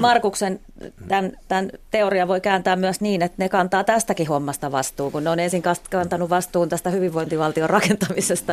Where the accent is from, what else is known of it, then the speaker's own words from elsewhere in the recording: Eastern Finland, Finland; meillä Itä-Suomessa